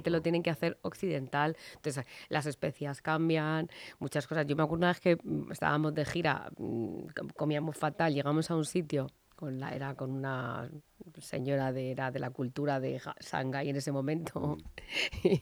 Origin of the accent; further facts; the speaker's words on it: Madrid, Community of Madrid, Spain; en mi tierra, en aquí, en Madrid, Spain